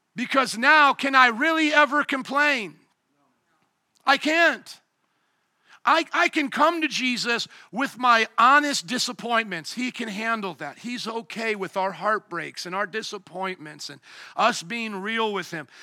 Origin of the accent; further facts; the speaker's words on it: Fort Wayne, Indiana, United States; moved away; also born or lived in New Orleans, Louisiana; I come from Fort Wayne, Indiana, the land of suburbs